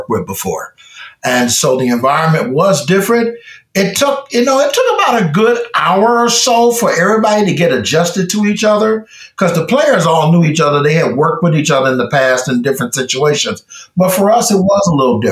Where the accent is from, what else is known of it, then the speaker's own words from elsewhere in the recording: Chicago, Illinois, United States; we're from Chicago